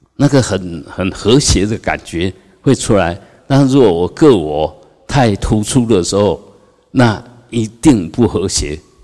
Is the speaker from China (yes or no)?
no; Taiwan; 我们台湾人